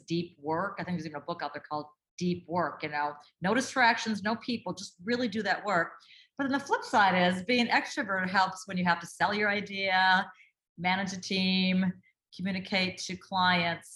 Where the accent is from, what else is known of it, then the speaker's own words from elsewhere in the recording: Duluth, Minnesota, United States; I grew up in Duluth, Minnesota